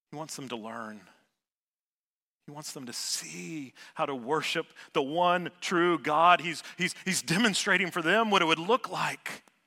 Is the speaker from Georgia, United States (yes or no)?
yes; Savannah, Georgia, United States; I grew up in Savannah, Georgia